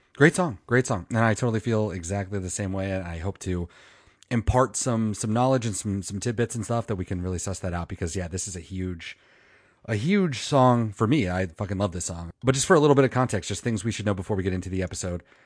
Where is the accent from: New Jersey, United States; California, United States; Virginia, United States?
Virginia, United States; Manassas; moved away; my hometown of Manassas, Virginia